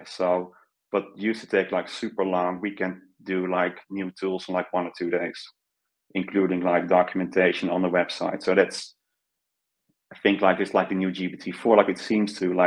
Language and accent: English; Netherlands; So I'm Dutch. I grew up in the Netherlands